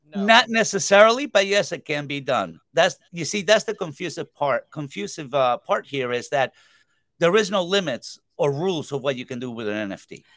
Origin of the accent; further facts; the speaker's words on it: Uruguay; I'm actually from Uruguay, South America